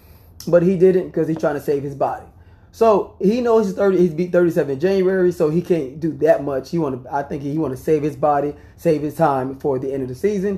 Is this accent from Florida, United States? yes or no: yes; Miami, Florida, United States; I'm from Miami.